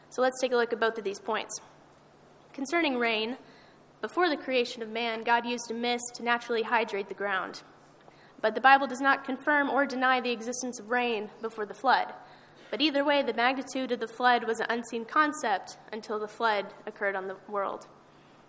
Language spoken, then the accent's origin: English; Amarillo, Texas, United States; I'm from Amarillo